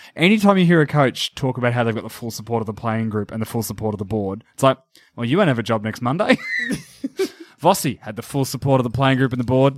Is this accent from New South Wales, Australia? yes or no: no; Geelong, Victoria, Australia; accent: Australian; I'm from Geelong